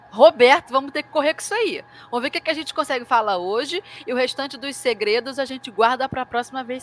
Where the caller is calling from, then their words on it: Camaquã, Rio Grande do Sul, Brazil; tenho 18 anos, sou de Camacuã, Rio Grande do Sul.